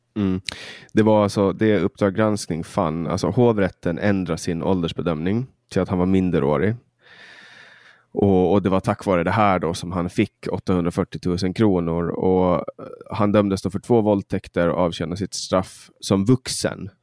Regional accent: Mariehamn, Åland Islands; i min hemstad eh, där jag kommer ifrån, i Mariehamn

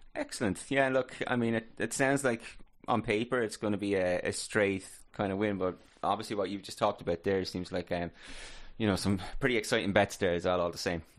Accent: Ireland; we're obviously Irish

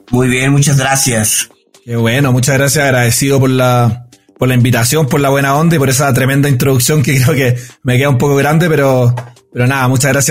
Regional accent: Chile; moved away as an adult; now in Bogotá, Colombia; yo soy chileno, tengo 33 años, eh, vivo acá en la hermosa ciudad de Bogotá hace ya dos años

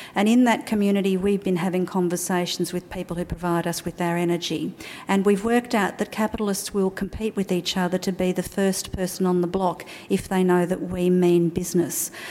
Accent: Australia; also born or lived in Darwin; as an Australian

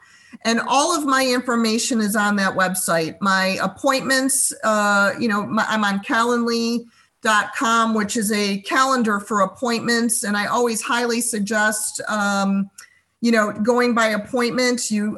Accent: Chicago, Illinois, United States; we came from the Chicago area.

